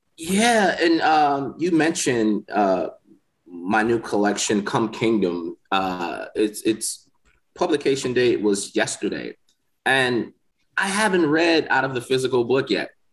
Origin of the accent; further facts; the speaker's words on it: Milwaukee, Wisconsin, United States; moved away as an adult; now in Mississippi, United States; I'm from Milwaukee, Wisconsin